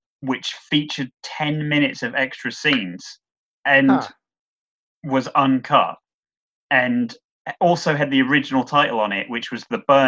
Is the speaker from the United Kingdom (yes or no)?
yes; United Kingdom; We are British